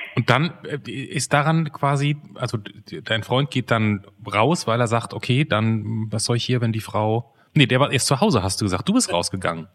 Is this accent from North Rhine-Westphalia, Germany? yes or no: yes; North Rhine-Westphalia, Germany; moved away; Ich vom Niederrhein komme ursprünglich